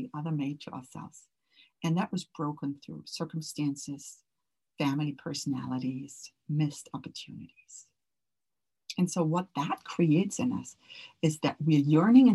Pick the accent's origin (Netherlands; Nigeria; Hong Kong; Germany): Germany; moved away; also born or lived in Orange County; I grew up in Germany where family was always very important to me